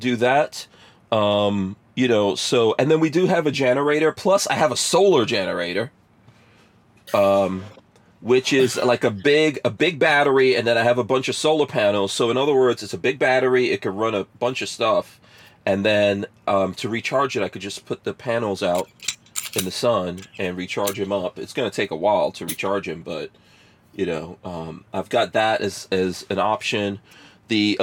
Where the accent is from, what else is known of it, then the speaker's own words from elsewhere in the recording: New York City, New York, United States; moved away; also born or lived in New Jersey; I grew up in New York City. We also lived in New Jersey